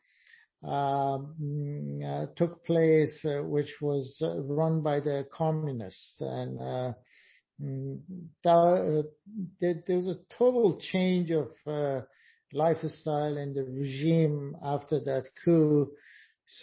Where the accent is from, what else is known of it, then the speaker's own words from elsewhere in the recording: Afghanistan; moved away as an adult; now in New York, United States; I came from Afghanistan as a refugee in 1982, and I've been living in New York for the last 27 years.